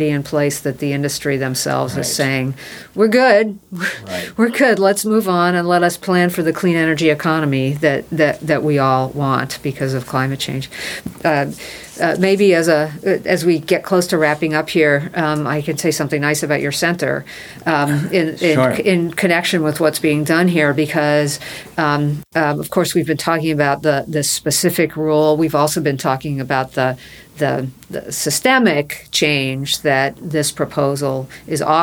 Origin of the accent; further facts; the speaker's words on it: Indiana, United States; my home state